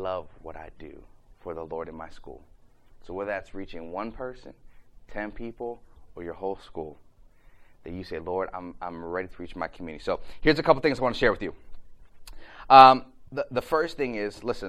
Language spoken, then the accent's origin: English; Ohio, United States; I'm from Ohio